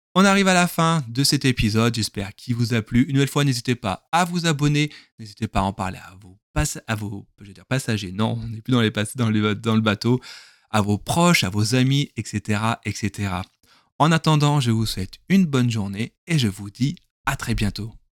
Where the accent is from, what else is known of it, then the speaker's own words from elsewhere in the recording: southern France, France; accent: southern (accent du sud); je parle avec l'accent du sud